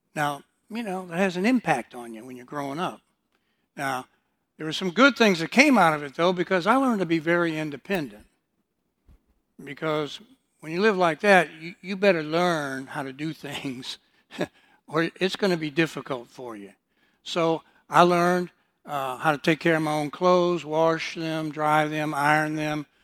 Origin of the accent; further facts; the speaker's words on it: Detroit, Michigan, United States; also born or lived in Houston, Texas; I was born in Houston, but, uh, my mother then decided to move me and my older sister to Detroit, Michigan